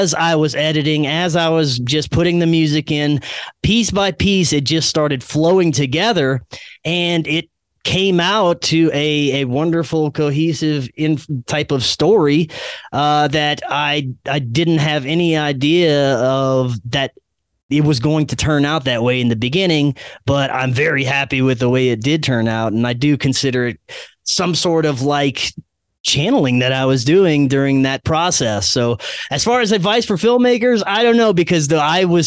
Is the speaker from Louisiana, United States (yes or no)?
yes; Louisiana, United States; moved away; my home state of Louisiana